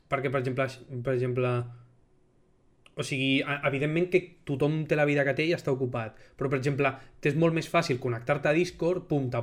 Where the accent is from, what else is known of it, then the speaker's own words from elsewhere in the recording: Girona, Catalonia, Spain; O sigui, jo sóc de Girona i ell és del Bronx.